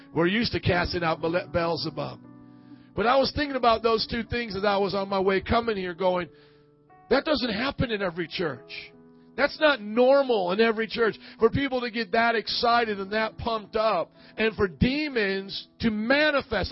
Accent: Fort Wayne, Indiana, United States; my hometown of Fort Wayne, Indiana

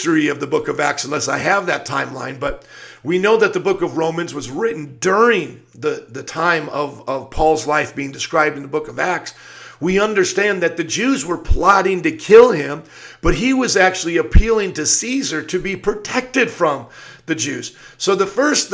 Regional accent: United States; as an American citizen

